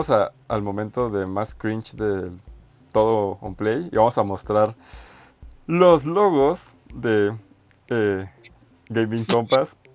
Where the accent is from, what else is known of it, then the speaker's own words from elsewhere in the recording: Mexico; Entonces tenemos que identificarnos como mexicanos, güey.